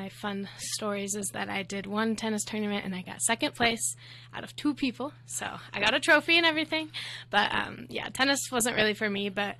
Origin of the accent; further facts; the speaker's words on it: Texas, United States; Growing up in Texas was pretty fun. I think, like, kind of the suburb/city life, always, like, having something to do, like sporting events or just, like, stuff to do with friends.